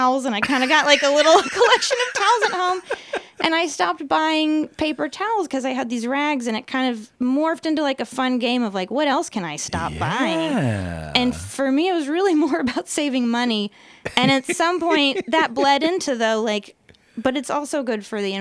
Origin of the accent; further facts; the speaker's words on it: Austin, Texas, United States; moved away; I'm from Austin, born and raised there.